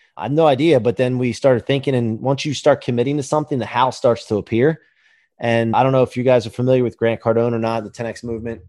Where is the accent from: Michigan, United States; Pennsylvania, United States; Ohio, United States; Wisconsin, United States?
Pennsylvania, United States; outside of Philadelphia; also born or lived in northeastern Maryland; now in Ocean City, United States; I grew up outside of Philly, and then high school in northeastern Maryland, and then settled here at the beach